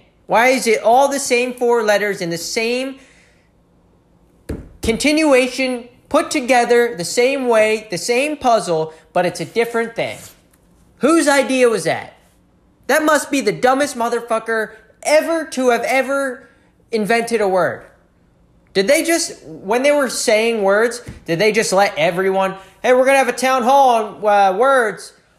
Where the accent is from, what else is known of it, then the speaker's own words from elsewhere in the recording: New York, United States; Yeah, I mean, I'm from New York.